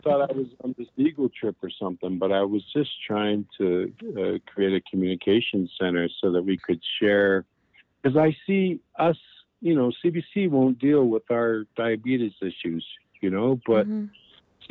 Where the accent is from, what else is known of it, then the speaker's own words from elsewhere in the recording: Buffalo, New York, United States; moved away; also born or lived in Niagara Falls; growing up in Niagara Falls and Buffalo in the school system